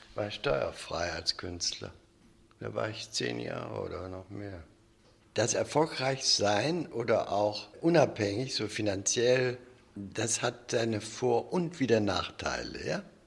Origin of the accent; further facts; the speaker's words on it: Germany; ich bin Deutscher